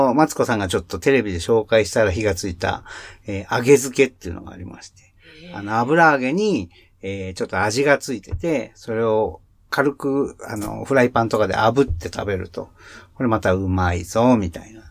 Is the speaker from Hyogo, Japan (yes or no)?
no; Takayama, Gifu, Japan; 高山出身です。